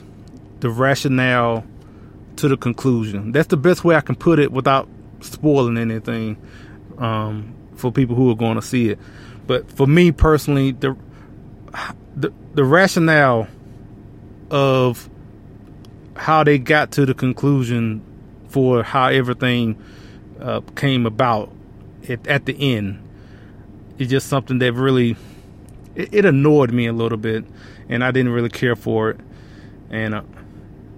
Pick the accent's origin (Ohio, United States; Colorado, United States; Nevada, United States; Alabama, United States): Alabama, United States; moved away as an adult; now in Texas, United States; I was born and raised in Alabama. Now, I currently live in Texas now, but, you know, most of my childhood was in Alabama